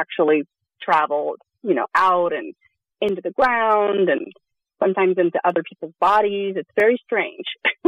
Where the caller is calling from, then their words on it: Sonoma County, California, United States; I'm calling from Sonoma County.